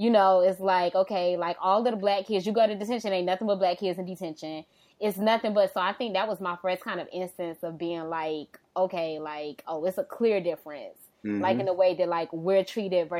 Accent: Miami, Florida, United States; I grew up in the Liberty City area of Miami

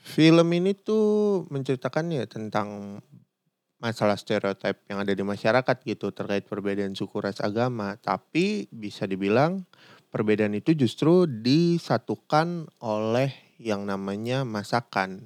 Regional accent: Jakarta, Indonesia; also born or lived in Padang; gue sendiri orang Padang, tapi gue gede di Jakarta

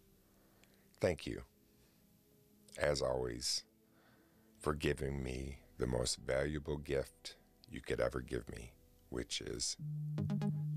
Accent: Oswego, New York, United States; here in my city of Oswego, New York, because a professional hockey player by the name of Eric Cole is from my hometown

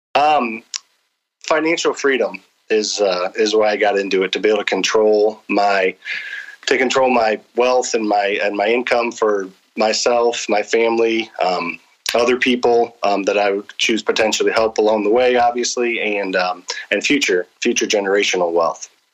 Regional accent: St. Charles, Missouri, United States; also born or lived in Springfield, Missouri; I was born and raised in St. Charles.

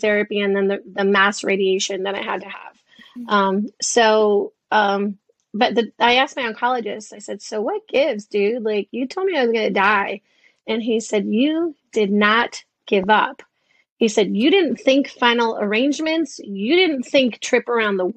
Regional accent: Detroit, Michigan, United States; when I was a kid, I grew up in Detroit

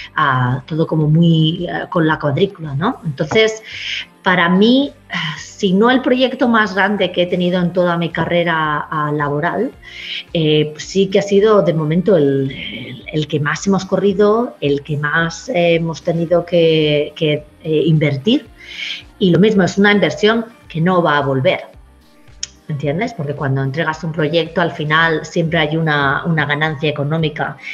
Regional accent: Spain; now in Queensland, Australia; A los que venimos de España

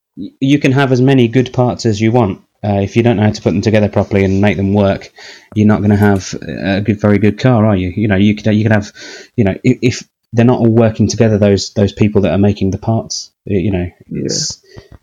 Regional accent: United Kingdom; as a British Formula One fan

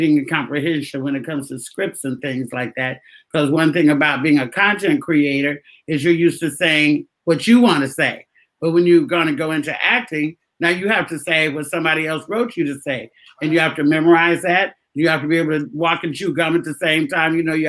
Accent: Oakland, California, United States; moved away; I'm from Oakland

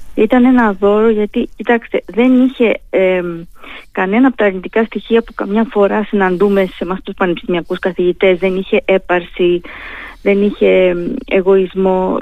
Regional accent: Heraklion, Crete, Greece; now in Thessaloniki, Greece; συνδέομαι έτσι με το Ηράκλειο την πατρίδα μου

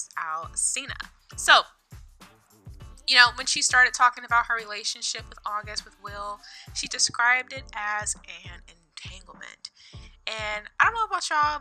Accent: North Carolina, United States; moved away as an adult; now in Virginia, United States; I am originally from North Carolina, 252 to be exact

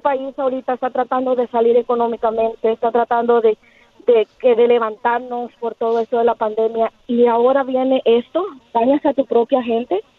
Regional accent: Mexico; also born or lived in Chicago suburbs; now in Chicago, United States; yo como mexicana

